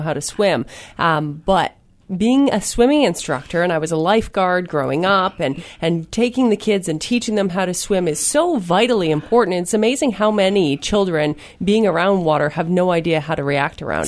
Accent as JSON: {"language": "English", "area": "Manitoulin Island", "region": "Ontario", "country": "Canada", "tie": "born or raised there", "said": "I'm from Manitoulin"}